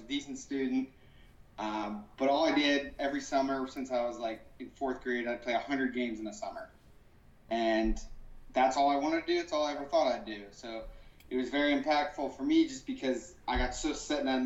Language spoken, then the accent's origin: English; Florissant, Missouri, United States; We grew up in Ferguson, Florissant, Missouri